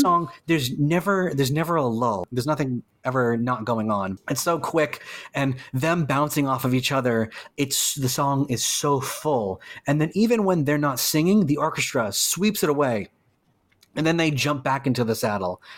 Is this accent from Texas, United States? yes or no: no; Salem, Massachusetts, United States; We are, we are, we are from Salem